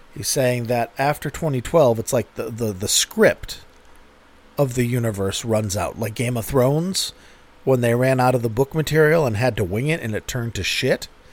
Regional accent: United States; I'm an American.

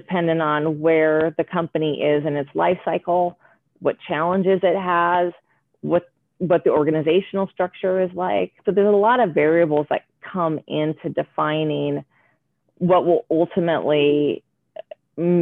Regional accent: Oregon, United States; I grew up in Oregon with very liberal parents, pot smoking hippies.

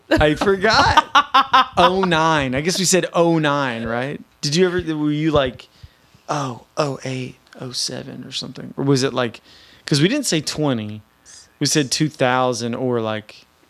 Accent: Nashville, Tennessee, United States; moved away; I'm from Nashville.

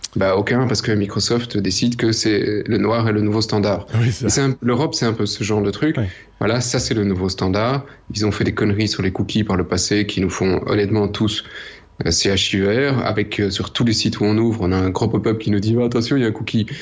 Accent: Belgium; on est belge

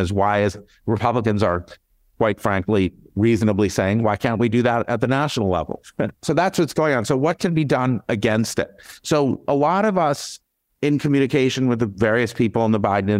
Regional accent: United States; my country, my home country, the United States

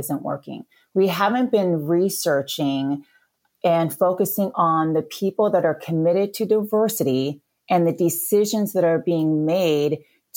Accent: Battle Ground, Washington, United States; moved away as an adult; now in Orange County, California, United States; I'm originally from a very small town called Battleground, Washington

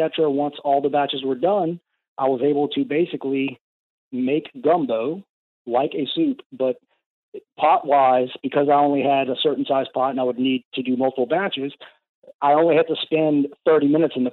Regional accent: Louisiana, United States; we're from Louisiana

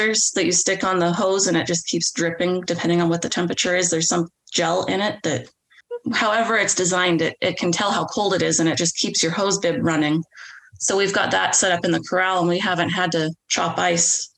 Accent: West Coast, United States; We're both from the West Coast

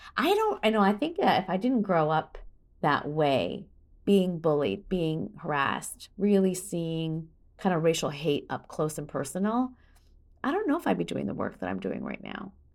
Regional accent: Midwest, United States; I grew up in America in the eighties

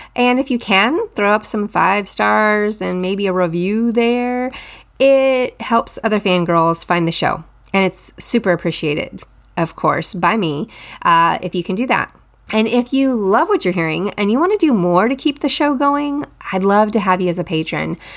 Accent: Texas, United States; I'm from Texas

